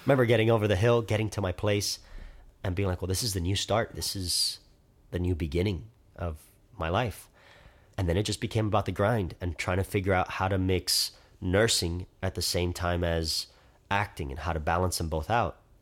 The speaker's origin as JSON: {"language": "English", "town": "Miami", "region": "Florida", "country": "United States", "said": "I'm twenty-three years old. I'm from Miami"}